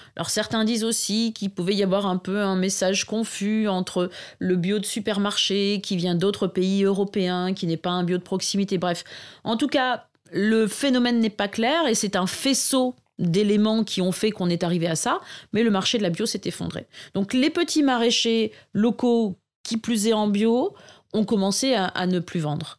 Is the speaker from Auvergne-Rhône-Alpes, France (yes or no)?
no; Arras, Hauts-de-France, France; j'ai grandi à Arras, donc ville de 60 000 habitants